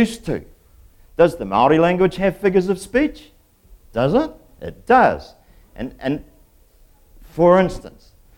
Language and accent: English; England, United Kingdom; moved away; I'm English myself